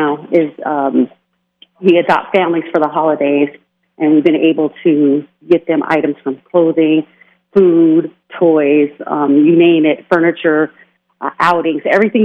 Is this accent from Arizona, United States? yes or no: no; Las Vegas, Nevada, United States; I grew up in Las Vegas, so this is home.